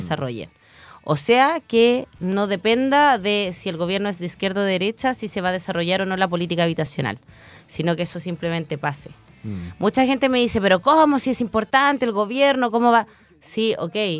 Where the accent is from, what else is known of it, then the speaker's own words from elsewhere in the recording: Chillán, Ñuble, Chile; fui criada en Chillán con una abuela muy, muy machista